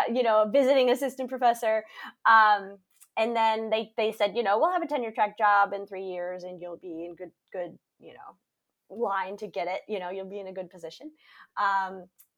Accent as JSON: {"language": "English", "region": "Michigan", "country": "United States", "tie": "born or raised there", "moved": "as an adult", "said": "I grew up in Michigan."}